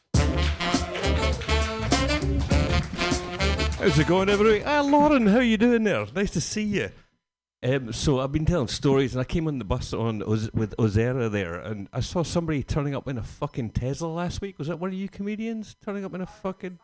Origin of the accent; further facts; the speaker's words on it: Scotland, United Kingdom; Being Scottish